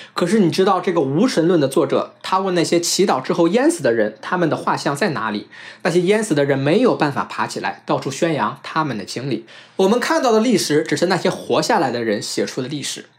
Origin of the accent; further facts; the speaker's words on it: China; 我们中国人